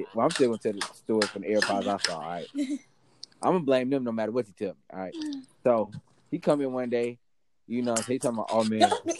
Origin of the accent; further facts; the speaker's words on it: Atlanta, Georgia, United States; I'm from Atlanta.